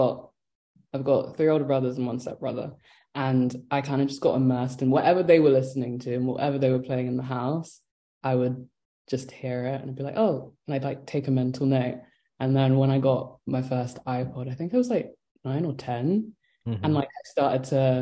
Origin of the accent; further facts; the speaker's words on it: London, United Kingdom; growing up in London.